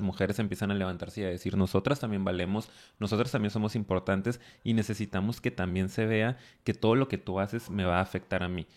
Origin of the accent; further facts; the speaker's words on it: Mexico; Al venir de una cultura tan machista como la mexicana